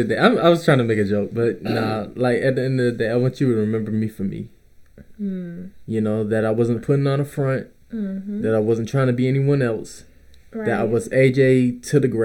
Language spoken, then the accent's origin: English; Clayton County, south Atlanta, Georgia, United States; I'm from the Clay Cole, south